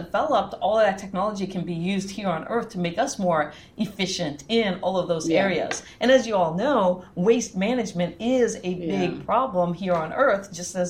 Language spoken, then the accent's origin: English; Guam; born there; because I was born on Guam. My dad was working at the tracking station for the Apollo missions.